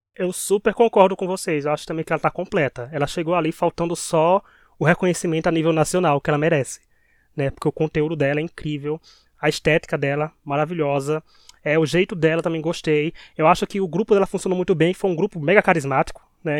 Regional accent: Paraíba, Brazil; accent: Paraibano; Com o nosso sotaque paraibano

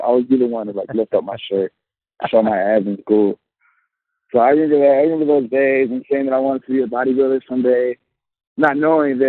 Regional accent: Chicago, Illinois, United States; also born or lived in Trinidad and Tobago (family ancestry); I'm from the suburbs of Chicago, west suburbs. I was born in Chicago

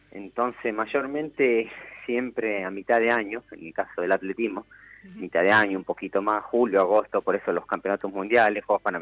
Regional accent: Termas de Río Hondo, Santiago del Estero, Argentina; also born or lived in Buenos Aires; Sí, sí, de Termas de Río

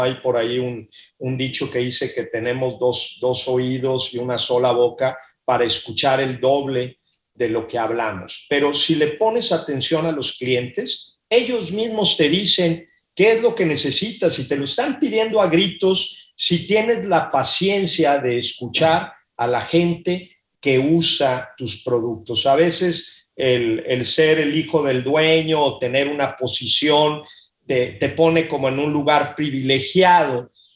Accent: Mexico; also born or lived in Monterrey; soy muy mexicano, este, quiero mucho a mi país

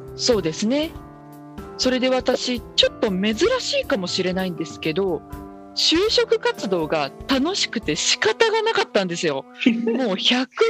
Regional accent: Minamibōsō, Chiba, Japan; 私はすごい田舎千葉の南房総っていうところの出身

